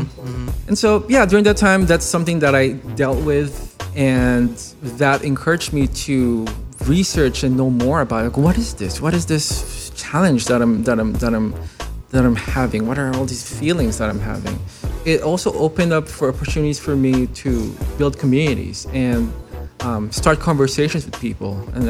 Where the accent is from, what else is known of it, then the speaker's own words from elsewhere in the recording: San Pedro, Calabarzon, Philippines; moved away as an adult; now in United States; being born and raised in the Philippines, I have a certain understanding of this world. This is how it works. And so me moving to the States, you know, uprooting myself, it was, dude, it was challenging. It was definitely a culture shock for me.